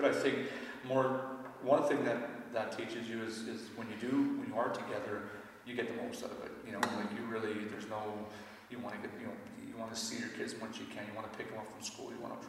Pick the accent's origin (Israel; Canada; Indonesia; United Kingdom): Canada; I'm a Canadian citizen